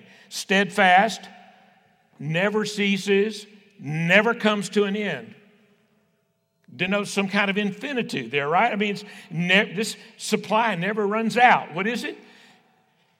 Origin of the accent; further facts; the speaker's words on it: West Texas, United States; I was raised on the King James, you know, conservative West Texas Baptist